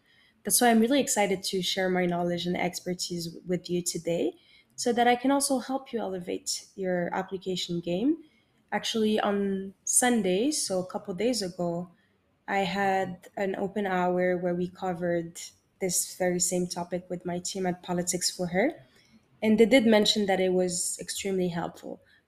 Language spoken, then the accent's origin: English; Morocco; English is a second language; moved away